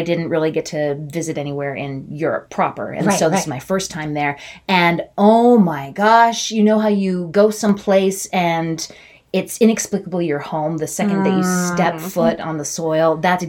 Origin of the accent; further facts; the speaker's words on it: Utah, United States; I come from Utah, you know, and I'm LDS.